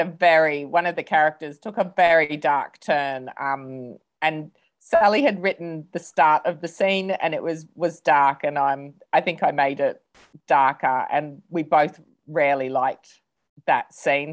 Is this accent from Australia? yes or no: yes; Australia; also born or lived in England; now in New Zealand; I'm from Australia, but have lived in England for many years before moving to New Zealand